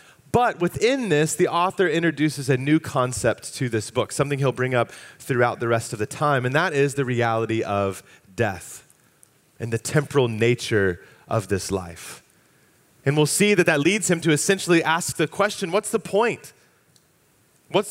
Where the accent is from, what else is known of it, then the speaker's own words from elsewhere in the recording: Fairfax County, Virginia, United States; I grew up in Fairfax County. My family moved to the area when I was just about to turn 4 years old, and so I spent my years in school in Fairfax County Public Schools K through 12